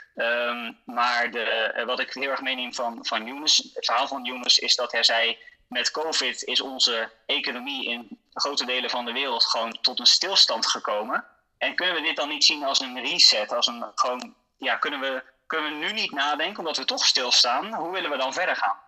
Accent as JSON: {"language": "Dutch", "country": "Netherlands", "said": "als Nederlanders"}